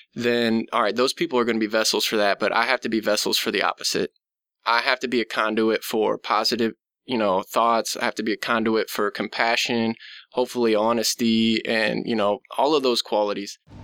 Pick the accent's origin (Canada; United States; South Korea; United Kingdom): United States; Nebraska; it's my home state